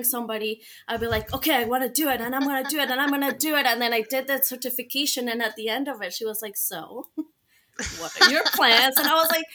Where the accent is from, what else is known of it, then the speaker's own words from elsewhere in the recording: Colombia; moved away; I am from Colombia, and in Spanish, our I is